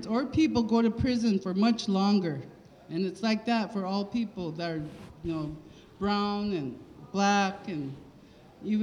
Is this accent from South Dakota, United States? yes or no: yes; Cheyenne River Sioux Tribe, South Dakota, United States; I'm from the Cheyenne River Sioux tribe. I'm a Minicosia Lakota.